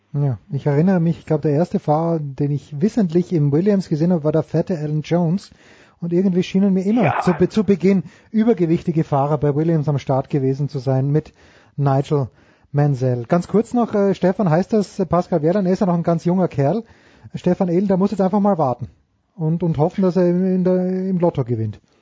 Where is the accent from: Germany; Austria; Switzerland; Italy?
Austria; als Österreicher